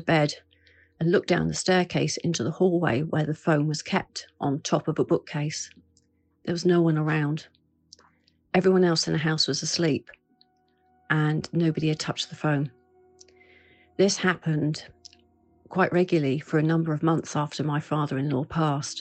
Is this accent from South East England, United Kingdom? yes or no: no; Bournemouth, South West England, United Kingdom; my hometown of Bournemouth